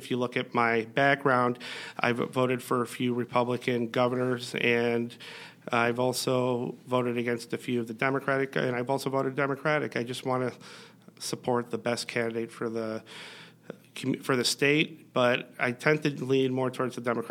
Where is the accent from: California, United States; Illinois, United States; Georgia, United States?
Illinois, United States; Skokie; also born or lived in Evanston; I grew up in Skokie. I moved to Skokie when I was 10 years old